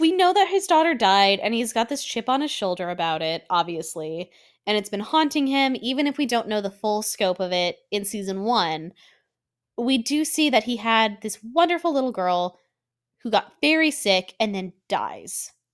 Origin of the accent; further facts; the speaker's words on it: Colorado, United States; I'm from Colorado